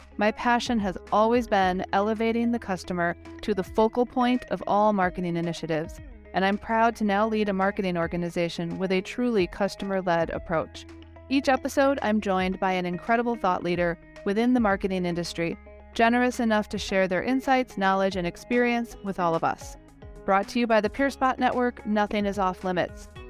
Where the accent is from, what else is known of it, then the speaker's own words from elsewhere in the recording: Wisconsin, United States; I'm from Wisconsin, America's Dairy Land